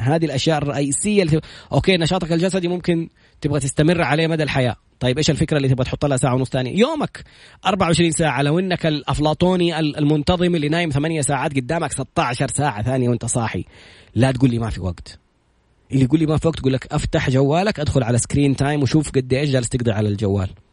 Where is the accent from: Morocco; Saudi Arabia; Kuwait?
Saudi Arabia; إحنا كسعوديين